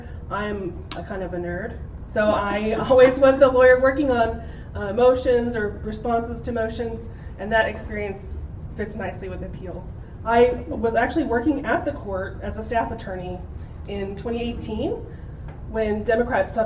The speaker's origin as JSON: {"language": "English", "town": "Spring", "region": "Texas", "country": "United States", "tie": "born or raised there", "said": "I'm from Spring, Northwest Houston. I went to Klein High School"}